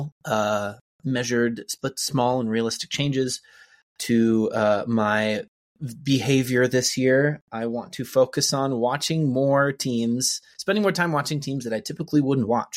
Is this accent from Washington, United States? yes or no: yes; Seattle area, Washington, United States; the Sonics games of my youth. And I went to junior high with his daughter